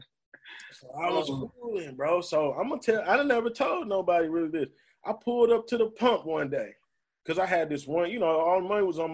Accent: Detroit, Michigan, United States; I'm from Detroit

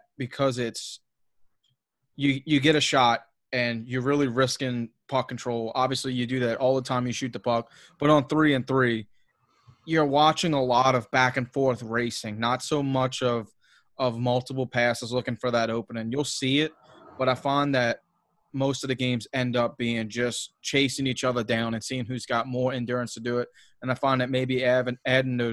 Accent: Louisiana, United States; I'm from the South, you know, Louisiana being like the worst, you know, school system in America. So I didn't have a great, you know, a great education being brought up.

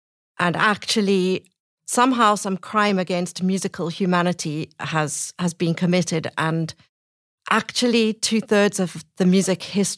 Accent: Cape Town, Western Cape, South Africa; moved away as an adult; now in Birmingham, United Kingdom; I'm South African originally from Cape Town.

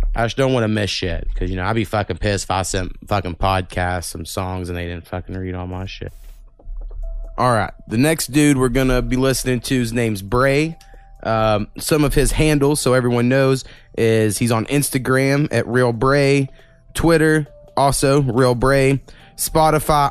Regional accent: Oklahoma, United States; we're from Oklahoma we can't fucking read half the time

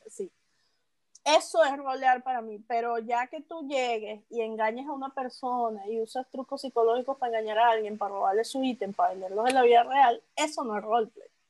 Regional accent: Venezuela; como venezolano

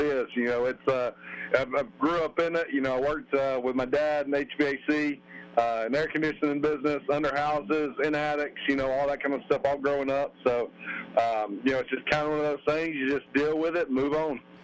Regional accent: Roanoke, Alabama, United States; growing up in Alabama

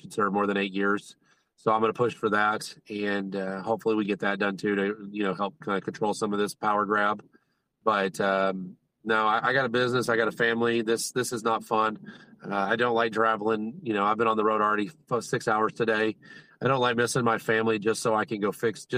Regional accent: Texas, United States; I'm a Texan, so I am arrogant

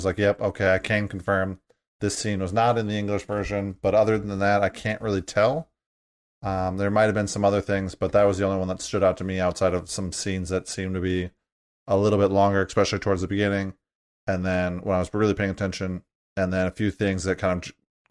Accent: United States; As an American

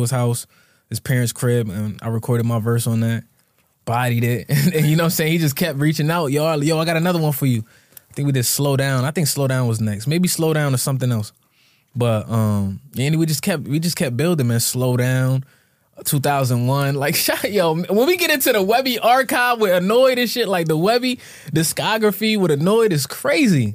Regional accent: Bloomfield, Connecticut, United States; I grew up in Bloomfield, Connecticut, so shout out to Bloomfield.

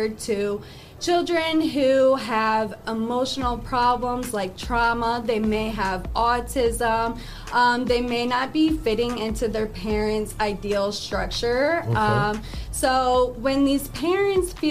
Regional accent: Toledo, Ohio, United States; I'm from Toledo, Ohio

